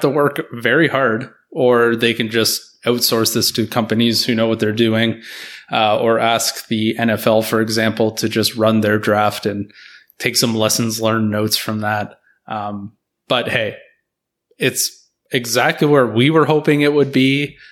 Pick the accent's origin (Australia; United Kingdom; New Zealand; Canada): Canada; as a Canadian